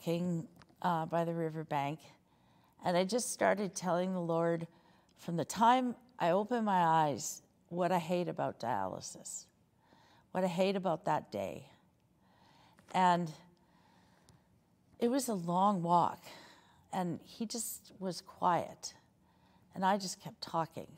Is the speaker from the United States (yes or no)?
no; Saskatoon, Saskatchewan, Canada; I'm from Saskatoon.